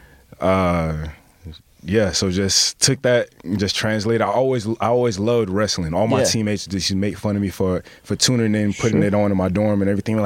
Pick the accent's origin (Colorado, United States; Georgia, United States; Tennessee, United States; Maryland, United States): Georgia, United States; Atlanta; born or raised there; moved away as an adult; also born or lived in Brooklyn, New York / Seattle, Washington